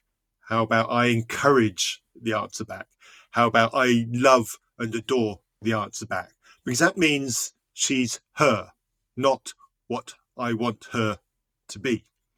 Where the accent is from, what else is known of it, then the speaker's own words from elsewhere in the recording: England, United Kingdom; I'm English